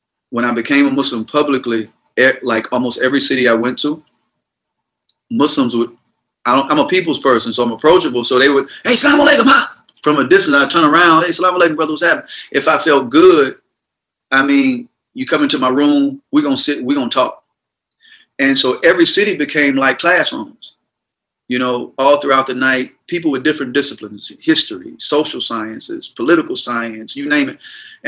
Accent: the South, United States; growing up in the South, you're conditioned.

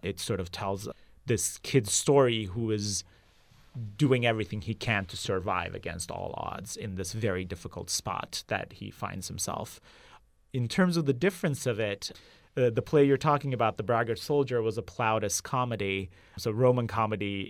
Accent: Izmit, Kocaeli, Turkey; moved away as an adult; also born or lived in Istanbul; now in San Francisco Bay Area, United States; I grew up in Izmit, which is about an hour east of Istanbul.

